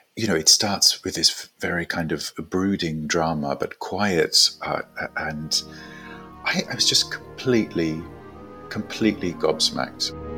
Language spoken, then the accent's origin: English; South Africa; also born or lived in Gold Coast, Australia / New York, United States; now in London, United Kingdom; I was born in South Africa